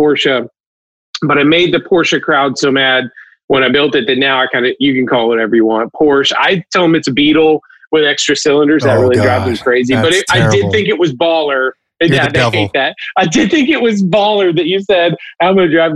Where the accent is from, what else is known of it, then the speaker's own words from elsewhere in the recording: Birmingham, Alabama, United States; moved away; I grew up, again, growing up in Birmingham, Alabama